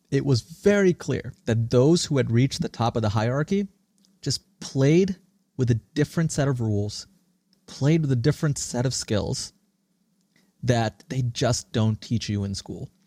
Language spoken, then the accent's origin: English; Singapore; also born or lived in India; now in United States; And tracing back my roots, I was born in India, I grew up in Singapore, and I came to the US 20 years ago, much like many immigrants do.